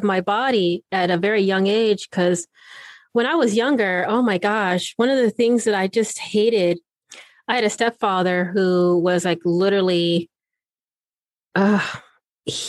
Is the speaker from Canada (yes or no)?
no; Okinawa, Japan; now in United States; I was born in Okinawa